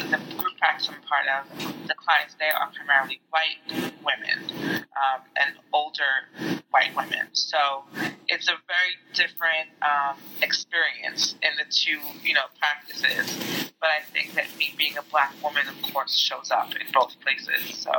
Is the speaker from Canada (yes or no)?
no; Jamaica; So I was always identifying as a Jamaican person. And I think that that made me other from people around me anyway.